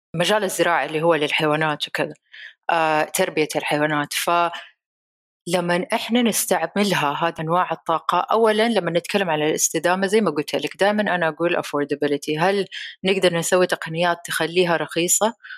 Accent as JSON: {"language": "Arabic", "country": "Saudi Arabia", "said": "هنا عندنا في السعودية"}